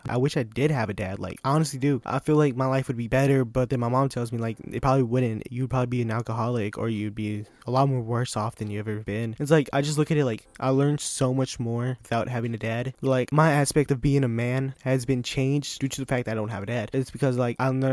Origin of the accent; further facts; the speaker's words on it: United States; it's a small country town, and it's Franklin County